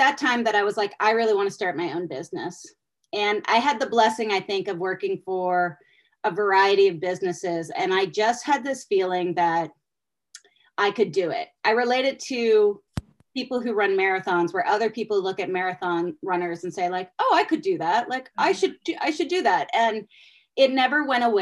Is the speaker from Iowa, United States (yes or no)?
no; Pittsburgh, Pennsylvania, United States; moved away as an adult; also born or lived in University of Virginia; I'm actually from Pittsburgh